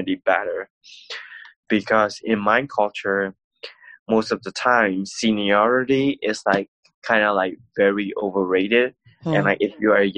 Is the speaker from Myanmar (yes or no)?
yes; Myanmar; born or raised there; now in United States